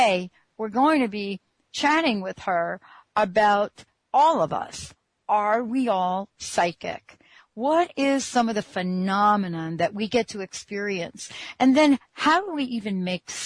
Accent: New York City, New York, United States; I'm a girl from the Bronx.

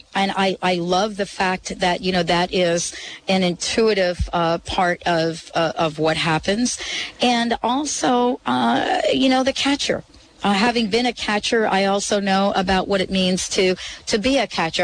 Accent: New York City, New York, United States; I grew up in the Bronx, of course, not very far from Yankee Stadium

